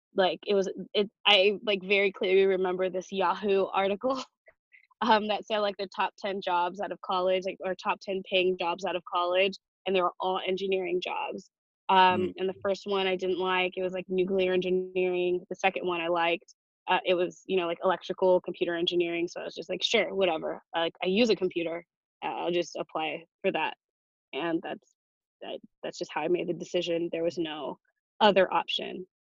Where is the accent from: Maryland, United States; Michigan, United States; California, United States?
California, United States; Chino Hills; now in Los Angeles, United States; I am from Chino Hills. It's about an hour east of where I am now